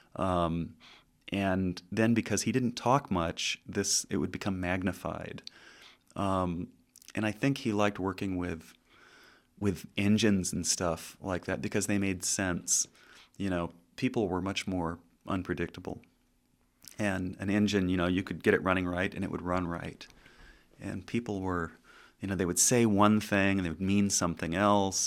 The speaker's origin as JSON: {"language": "English", "region": "Southern California", "country": "United States", "tie": "born or raised there", "said": "growing up in Southern California"}